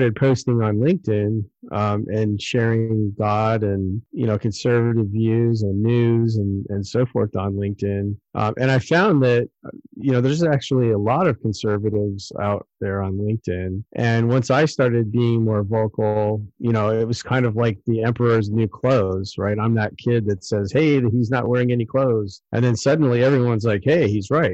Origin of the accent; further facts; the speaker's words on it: United States; as an American